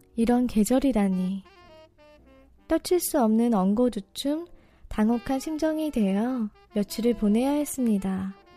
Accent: Daejeon, South Korea; 제 고향이 대전이잖아요.

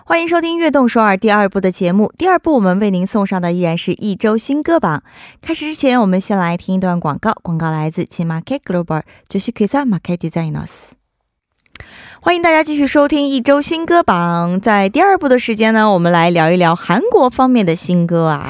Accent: China; 我们作为中国人还是要不能忘本儿嘛

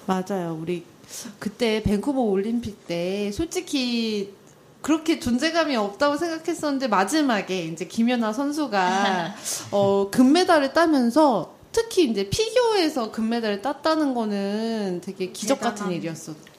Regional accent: South Korea; 저도 한국인인데

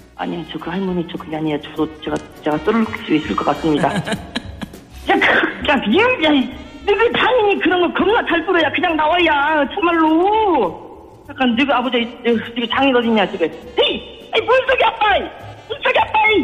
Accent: Gangjin, South Jeolla, South Korea; now in Seoul, South Korea; 저는 서울로 상경에서 자취하고 있는 전남 강진군에 살았던 청년 DJ

